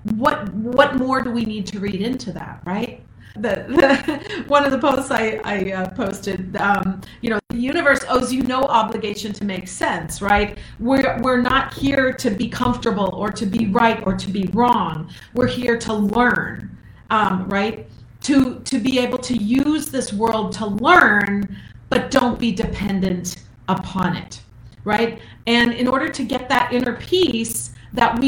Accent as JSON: {"language": "English", "region": "Minnesota", "country": "United States", "said": "I'm from Minnesota"}